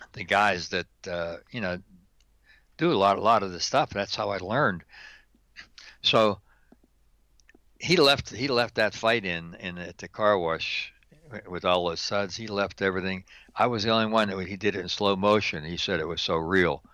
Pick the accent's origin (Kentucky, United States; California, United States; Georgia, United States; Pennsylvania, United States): Pennsylvania, United States; Pittsburgh; born and raised in Pittsburgh, Pennsylvania, Steeler Nation